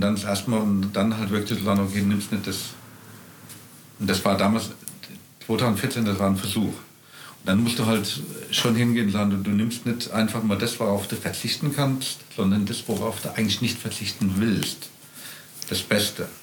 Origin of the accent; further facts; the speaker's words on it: Rheingau, Hesse, Germany; moved away as an adult; also born or lived in Kaiserstuhl; ich bin gebürtiger Rheingauer, bin in Österreich geboren